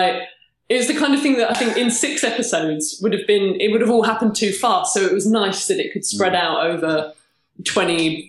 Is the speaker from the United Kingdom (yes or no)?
yes; United Kingdom; as a British writer